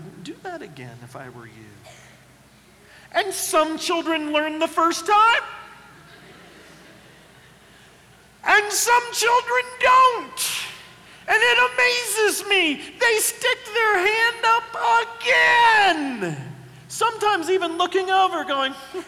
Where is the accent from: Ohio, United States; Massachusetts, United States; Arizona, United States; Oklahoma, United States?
Oklahoma, United States; I grew up in Oklahoma with the Dust Bowl days